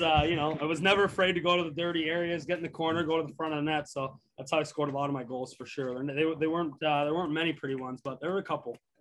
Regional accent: Canada; moved away as an adult; also born or lived in Nebraska; growing up in Canada

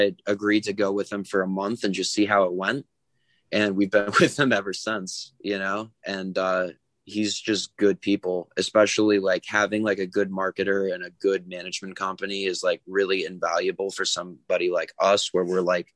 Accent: New England, United States; I'm from New England.

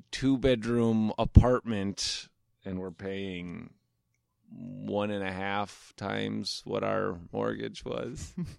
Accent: Omaha, Nebraska, United States; moved away as an adult; Omaha, Nebraska.

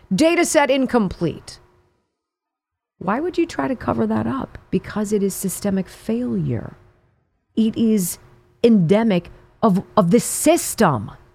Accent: California, United States; moved away; I'm from California. I grew up in California

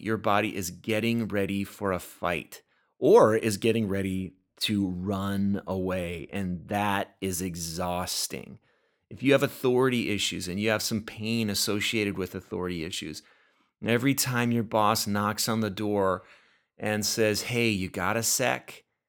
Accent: Oxnard, California, United States; now in Minnesota, United States; I am from California, grew up in Oxnard, which is in Ventura County, just a little ways north of L A.

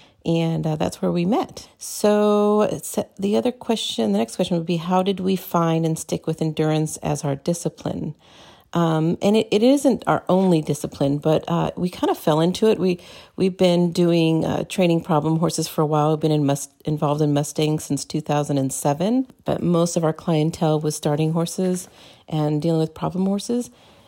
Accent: Southern California, United States; moved away; also born or lived in Maryland; Both of us grew up with horses. I grew up in Southern California, been riding my whole life, did a lot of hunter and jumpers.

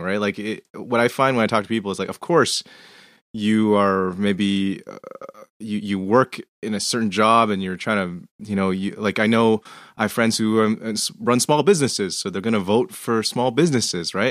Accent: Canada; I'm Canadian

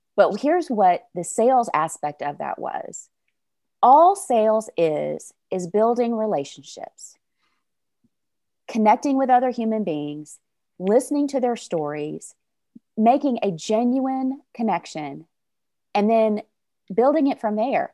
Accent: North Little Rock, Arkansas, United States; I am from North Little Rock, Arkansas, which is right outside the capital city of Little Rock.

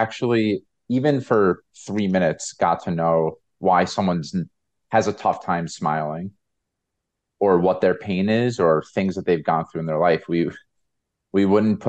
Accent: United States; my experience of being American

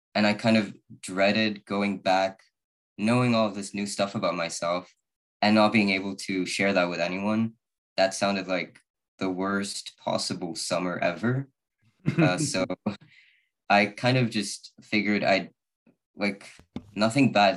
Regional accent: Sweden; I'm from Sweden.

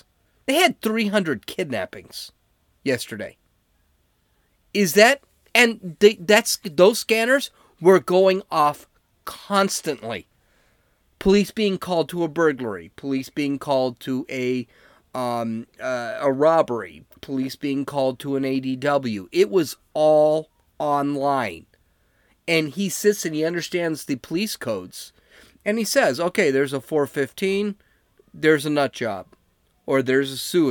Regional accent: San Diego, California, United States; I'm like from San Diego

